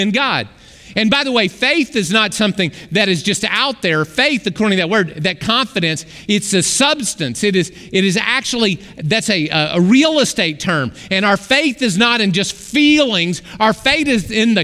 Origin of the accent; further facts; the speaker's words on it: Arkoma, Oklahoma, United States; I grew up in the Arkansas River Valley. Right in Arkoma, Oklahoma